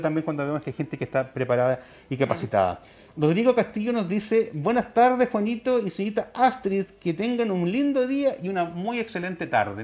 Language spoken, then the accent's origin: Spanish; Chile; como chilenos